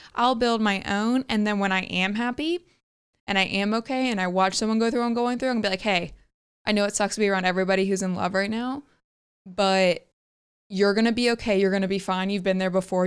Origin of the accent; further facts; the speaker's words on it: the South, United States; growing up in the South